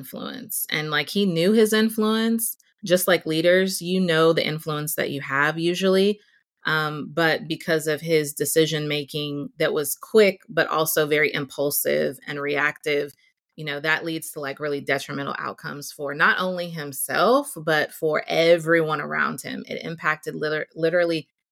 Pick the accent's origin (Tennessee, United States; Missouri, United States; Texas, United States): Texas, United States; Houston; growing up in Houston in the South